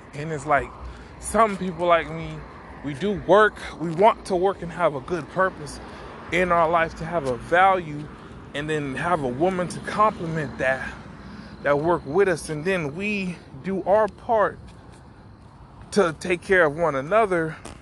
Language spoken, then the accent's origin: English; Miami, Florida, United States; I'm from Miami